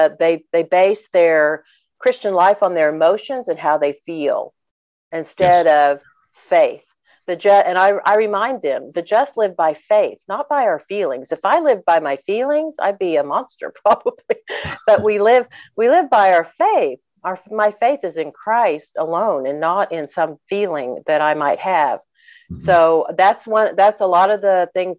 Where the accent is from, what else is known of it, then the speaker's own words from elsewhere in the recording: Oklahoma, United States; in my hometown